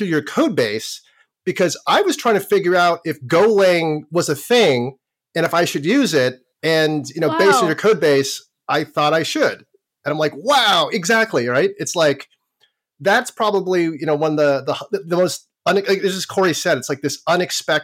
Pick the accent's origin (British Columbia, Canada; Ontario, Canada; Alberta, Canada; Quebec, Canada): Ontario, Canada; Toronto; I learned how to program in grade school, and I'm from Toronto, Canada, or actually suburban Toronto, Canada